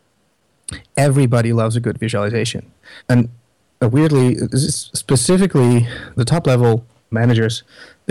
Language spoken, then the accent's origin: English; Netherlands; I'm from the Netherlands